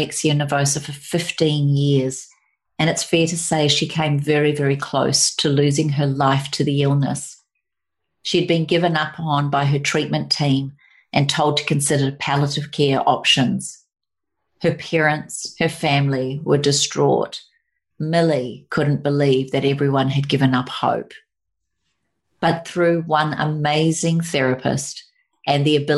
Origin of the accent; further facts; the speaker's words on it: New Zealand; now in Sunshine Coast, Australia; we come from New Zealand.